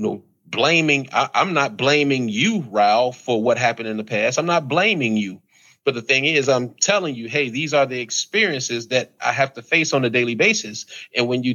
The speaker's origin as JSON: {"language": "English", "country": "United States", "tie": "born or raised there", "said": "I'm American. I was born here, so I'm American too"}